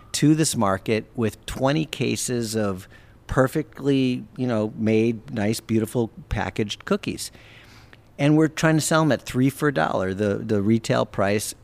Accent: Wisconsin, United States; moved away; we grew up in Wisconsin together

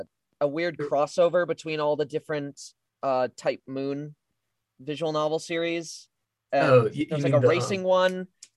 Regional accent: Vancouver, British Columbia, Canada; Yeah, I'm Canadian. I'm from Vancouver.

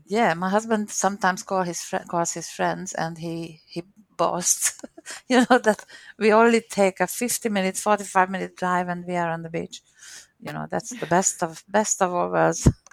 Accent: Hungary; accent: Hungarian; first language Hungarian; English is a second language; moved away as an adult; also born or lived in Perth, Australia; now in Sydney, Australia; the Hungarian accent

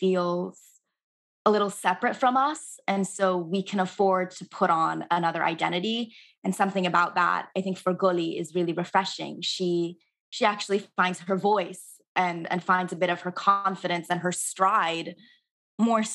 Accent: Southern California, United States; I grew up in Southern California where there weren't a lot of Persians

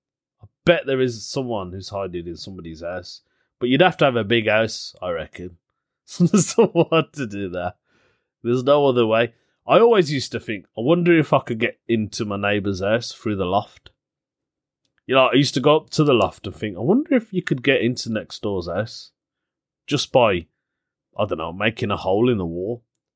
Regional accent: Birmingham, West Midlands, United Kingdom; People say to me, where are you from? And I'll go, Birmingham.

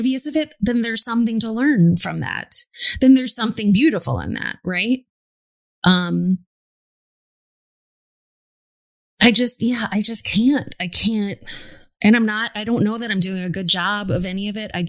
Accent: New York City, New York, United States; I was born and raised in New York City, which is incredibly diverse

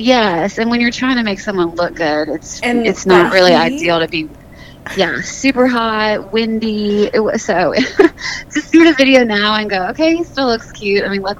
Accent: the South, United States; Yeah, and I'm from the South, so Nashville's a really good mix for me.

